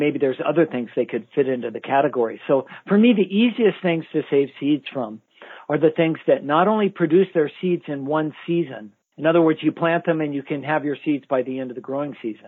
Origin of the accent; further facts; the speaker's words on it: United States; as American gardeners